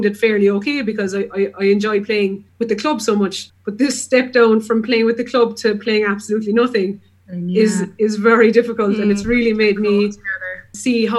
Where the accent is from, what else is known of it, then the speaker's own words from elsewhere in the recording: Berrings, Munster, Ireland; I grew up in Berings